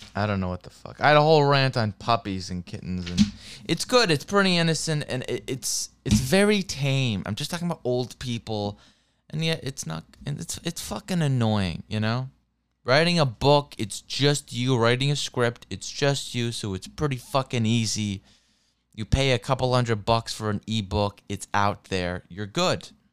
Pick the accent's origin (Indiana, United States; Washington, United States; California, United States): Washington, United States; Seattle; also born or lived in Santa Monica; I'm American, I'm from Seattle